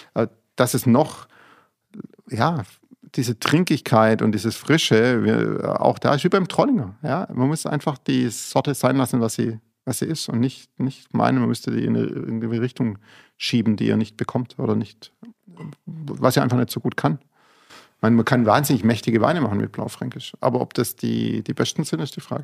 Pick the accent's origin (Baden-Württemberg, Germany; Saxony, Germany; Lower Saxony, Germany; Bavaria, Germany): Baden-Württemberg, Germany; Fellbach; bei uns in Fellbach